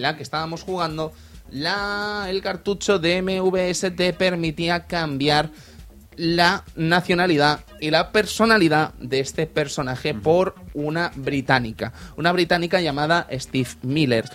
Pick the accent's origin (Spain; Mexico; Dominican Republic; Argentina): Spain; Fuencaliente, Castilla-La Mancha; En mi pueblo, allí en Fuencaliente, en Castilla-La Mancha